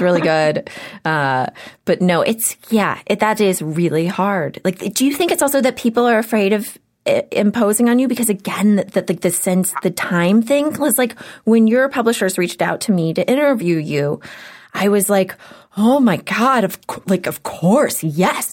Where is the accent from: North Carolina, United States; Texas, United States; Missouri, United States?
Texas, United States; Houston; now in Los Angeles, United States; I grew up in Houston